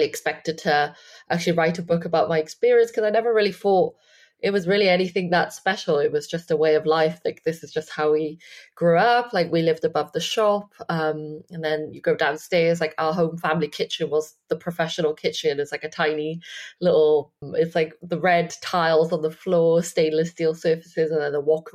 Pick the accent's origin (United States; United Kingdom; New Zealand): United Kingdom; Wales; I grew up in the Chinese takeaway in Wales.